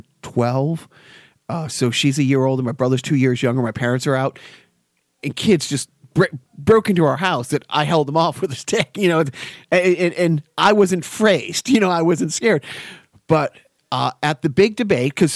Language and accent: English; Everett, Massachusetts, United States; now in Lowell, United States; I grew up in Everett